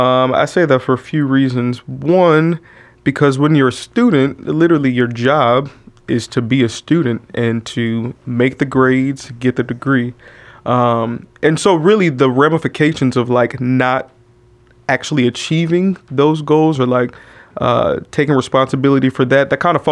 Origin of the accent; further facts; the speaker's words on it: Oakland, California, United States; moved away as an adult; also born or lived in San Francisco, California; Born in San Francisco, but raised in Oakland.